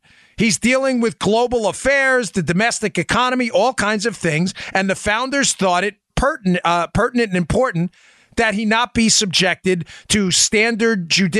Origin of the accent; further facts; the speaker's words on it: New York, United States; also born or lived in Maryland; I do have a lot of friends who are Democrats. I'm from New York and Maryland.